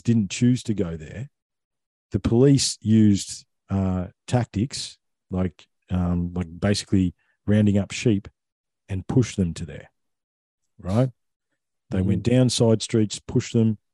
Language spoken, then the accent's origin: English; Victoria, Australia; I grew up in Victoria, okay? That's mm-hmm. where most of my childhood was